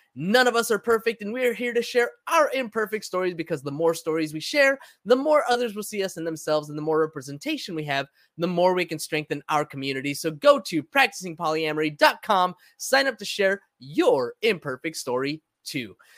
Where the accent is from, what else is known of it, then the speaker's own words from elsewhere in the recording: San Diego, California, United States; first language Spanish; English is a second language; also born or lived in Los Angeles; I was, uh, five or six years old when we moved to, from L A to San Diego